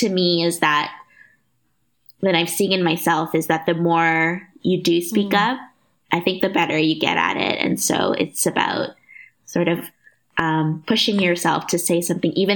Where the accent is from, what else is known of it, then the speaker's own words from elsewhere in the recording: Canada; now in Amsterdam, Netherlands; I'm both Canadian and my parents grew up in Java.